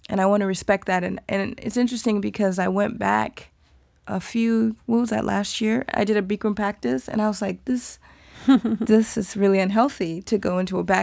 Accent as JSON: {"language": "English", "country": "Nigeria", "said": "which is important for me to feel as a Nigerian woman moving my body in a certain way."}